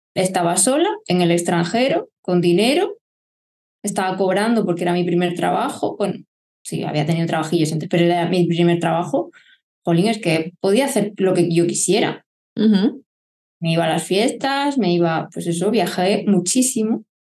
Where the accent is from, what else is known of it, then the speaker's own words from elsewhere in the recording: Lorca, Region of Murcia, Spain; also born or lived in Barcelona / Málaga / Germany; now in Murcia, Spain; nací en Barcelona, y a los cuatro años nos mudamos a Lorca, Murcia, con mis padres